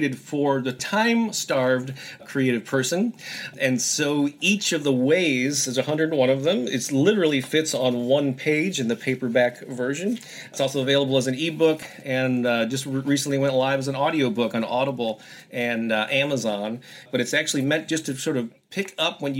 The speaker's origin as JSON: {"language": "English", "town": "St. Louis", "region": "Missouri", "country": "United States", "tie": "born or raised there", "said": "I published a music newspaper here in my hometown of St. Louis"}